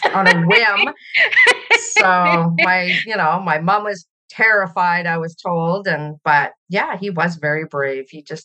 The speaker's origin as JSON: {"language": "English", "region": "British Columbia", "country": "Canada", "tie": "born or raised there", "also_born_or_lived": "Ontario, Canada", "said": "So I was born in Ontario, Canada. And when I was 3 years old, my dad moved our family out west to British Columbia"}